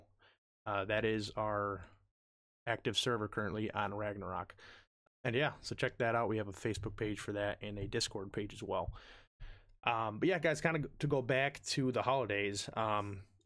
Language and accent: English; New York, United States; From where I'm at, like where I live specifically in New York